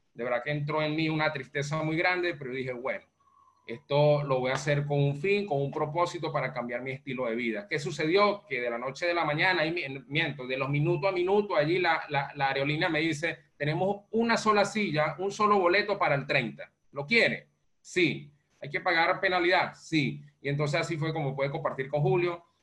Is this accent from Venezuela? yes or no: yes; Venezuela; moved away as an adult; now in Panama; soy venezolano, eh, resido en Panamá, eh, migré en el año 2016 de Venezuela a Panamá